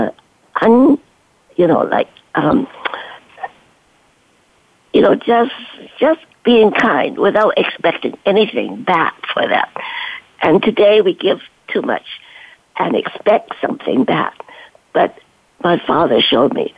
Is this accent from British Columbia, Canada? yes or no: yes; Duncan, British Columbia, Canada; also born or lived in China; I grew up in Canada in a little town of Duncan